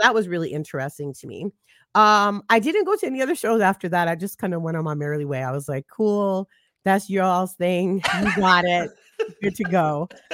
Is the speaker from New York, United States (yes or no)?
yes; New York City, New York, United States; now in Charlotte, United States; I'm from Brooklyn, New York. I'm from Flatbush